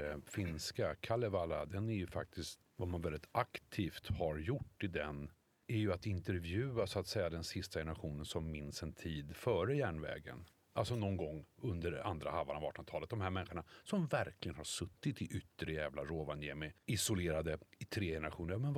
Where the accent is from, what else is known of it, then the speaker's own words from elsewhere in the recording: Stockholm, Stockholm County, Sweden; Men jag är från Bredäng. Bredäng har ingen historia.